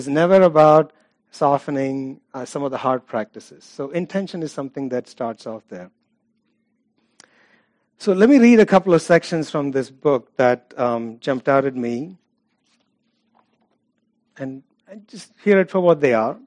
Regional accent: India; I'm from India, it's Hinduism

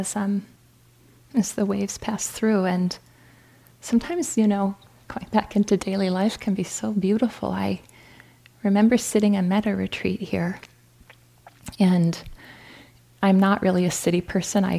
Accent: North Dakota, United States; moved away; I'm from North Dakota, so I appreciate how cold North Dakota gets

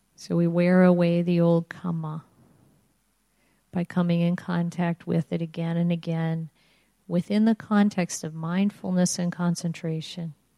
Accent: Indiana, United States; I grew up in Indiana, which is I grew up near Chicago. It's in the Midwest

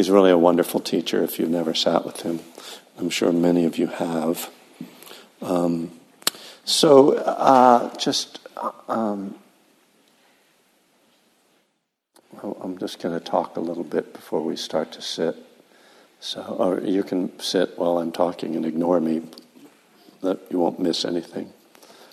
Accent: East Coast, United States; now in California, United States; I'm from the East Coast

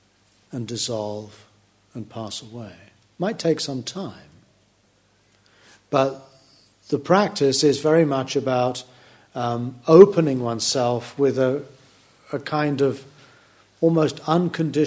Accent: United Kingdom; I can never stop being British

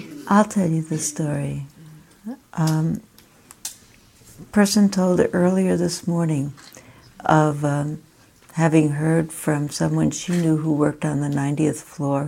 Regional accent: New York, United States; moved away; I have connections in New York and I grew up in New York

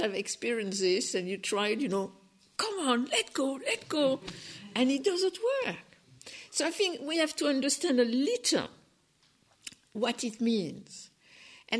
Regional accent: France; accent: French; English is a second language; my French accent

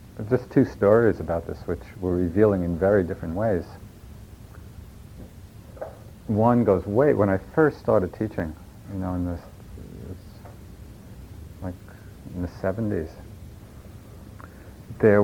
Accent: New York, United States; accent: New York; that's my New York accent

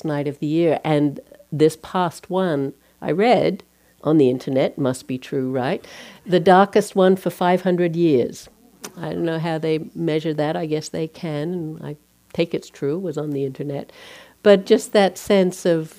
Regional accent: Australia; moved away; I'm from Australia. When we celebrate Christmas, it's the middle of summer

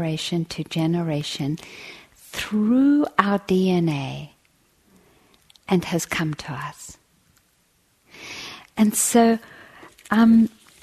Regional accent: South Africa; I grew up in South Africa

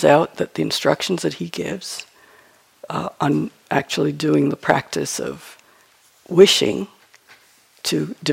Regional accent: New York, United States; I'm from New York

